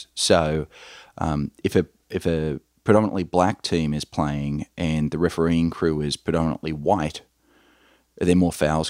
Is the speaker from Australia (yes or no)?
yes; Australia; accent: Australian; You can probably tell by my accent, Michael, I'm an Australian.